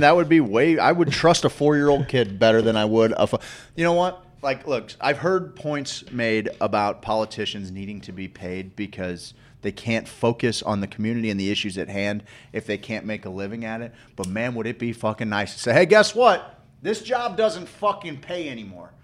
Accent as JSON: {"language": "English", "town": "St. Louis", "region": "Missouri", "country": "United States", "tie": "born or raised there", "also_born_or_lived": "Springfield, Missouri", "said": "But I grew up in St. Louis. You know, I grew up in St. Louis"}